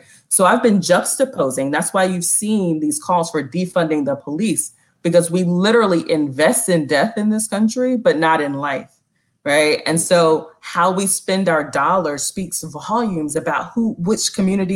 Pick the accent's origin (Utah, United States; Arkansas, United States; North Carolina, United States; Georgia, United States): North Carolina, United States; now in Philadelphia, United States; Black woman born and raised in the South